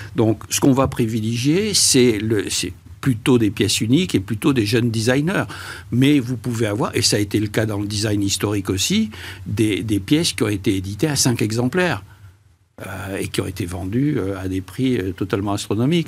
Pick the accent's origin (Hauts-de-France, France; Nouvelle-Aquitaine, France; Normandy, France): Nouvelle-Aquitaine, France; Bordeaux; je suis bordelais